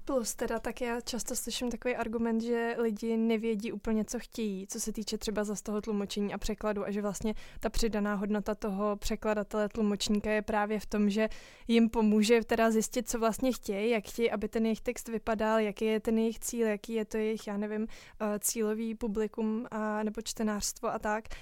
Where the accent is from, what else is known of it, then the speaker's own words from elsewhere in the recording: Czechia; my jako Češi